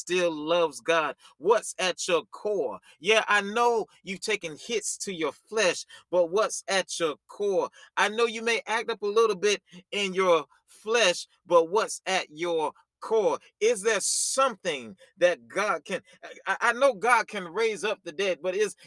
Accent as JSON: {"language": "English", "region": "the South", "country": "United States", "said": "You know, I'm from the country. You know, I'm from the South"}